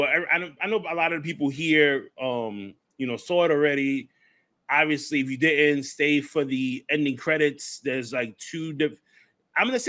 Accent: New York City, New York, United States; moved away; I'm from the Bronx, too, man. Born and raised

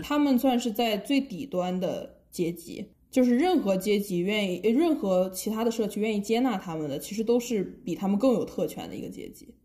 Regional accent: China; 我们中国人就是从小，呃，因为很多人都要学英语嘛

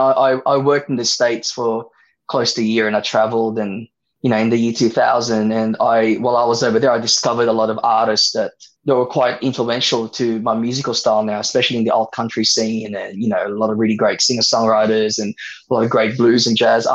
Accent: Sydney, New South Wales, Australia; also born or lived in Philippines; I grew up in Sydney

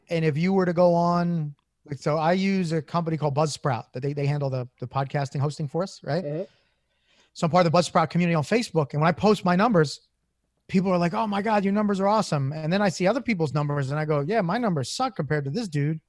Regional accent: Philadelphia, Pennsylvania, United States; I'm born and raised in South Philly

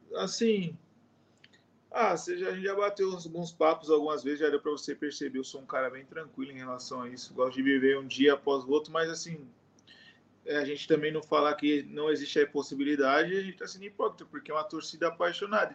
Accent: Brazil; moved away as an adult; now in Indonesia; a gente é brasileiro

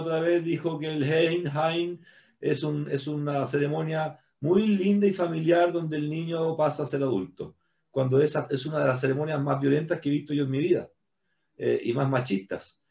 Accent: Chile; todos somos chilenos

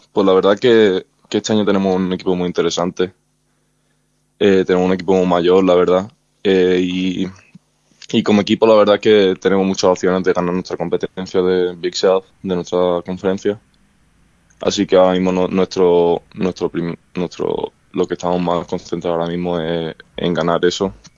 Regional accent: Málaga, Andalusia, Spain; now in United States; en mi, en mi ciudad de Málaga

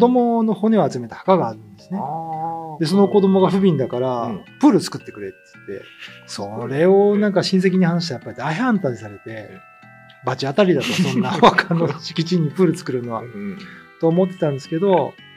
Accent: mainland Japan, Japan; moved away as an adult; now in Okinawa, Japan; 僕らはほら、まあ内地出身じゃないですか。

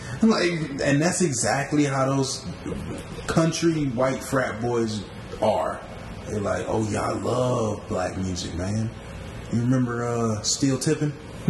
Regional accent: Philippines; I'm from the Philippines, y'all.

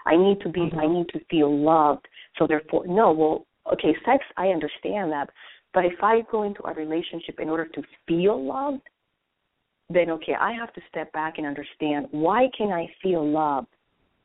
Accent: Colombia; now in United States; I was born and raised in Colombia, South America

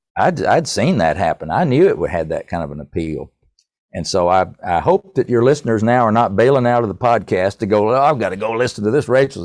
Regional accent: North Carolina, United States; I'm from North Carolina

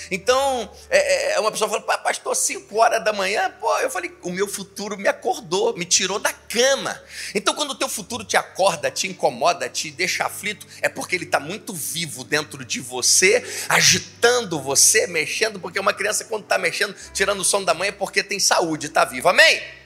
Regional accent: Niterói, Rio de Janeiro, Brazil; moved away as an adult; now in Teresópolis, Brazil; Sou de Niterói.

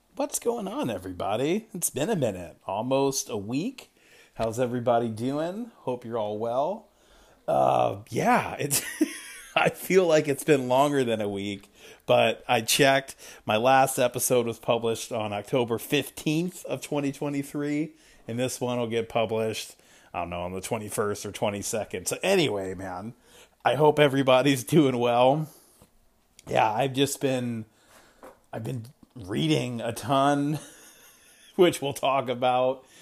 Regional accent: East Coast, United States; moved away; growing up on the East Coast

